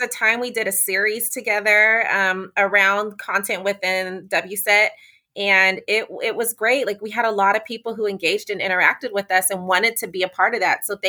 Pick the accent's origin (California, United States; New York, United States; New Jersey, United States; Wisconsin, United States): California, United States; Sacramento; moved away as an adult; also born or lived in San Diego, California; now in Charlotte, United States; I am born and raised in California, born in Sacramento, California